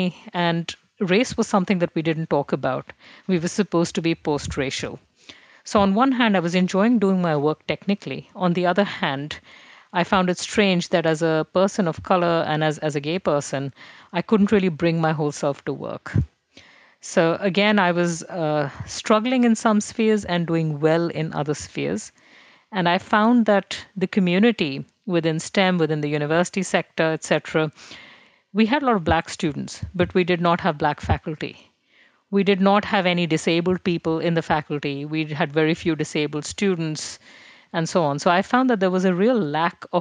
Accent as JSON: {"language": "English", "region": "Delhi", "country": "India", "tie": "born or raised there", "first_language": "Hindi", "second_language": "English", "moved": "yes", "said": "I grew up in Delhi, which is a big city"}